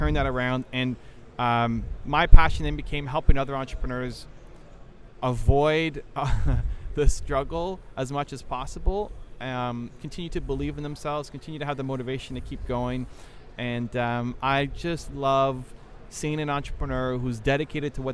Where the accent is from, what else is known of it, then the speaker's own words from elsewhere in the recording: Toronto, Ontario, Canada; I am from Toronto, Canada